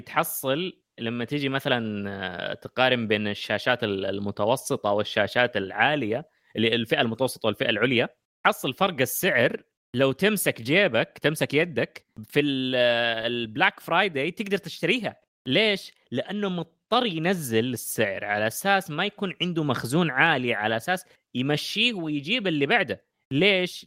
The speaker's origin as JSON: {"language": "Arabic", "country": "Saudi Arabia", "said": "عندنا في السعوديه"}